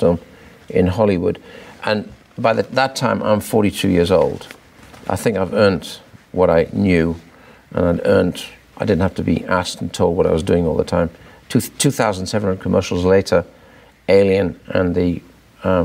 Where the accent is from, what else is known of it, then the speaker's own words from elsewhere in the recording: the north of England, United Kingdom; being Northerner